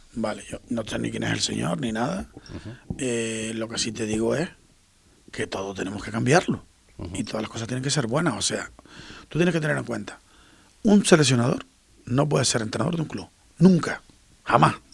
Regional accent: Puerto del Rosario, Canary Islands, Spain; yo soy más majorero que, canario, porque me vine con seis años, me vine en el año 72

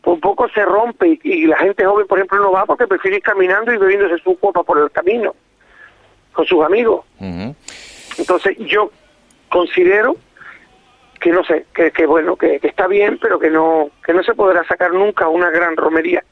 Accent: Fuerteventura, Canary Islands, Spain; yo soy de Fuerteventura. Eh, mis padres nacieron los dos de Fuerteventura

